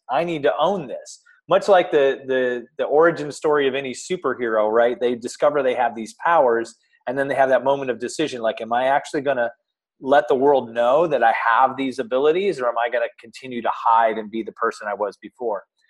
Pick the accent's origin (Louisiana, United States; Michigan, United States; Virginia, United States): Michigan, United States; moved away as an adult; also born or lived in Oklahoma; now in Columbus, United States; I actually grew up in Michigan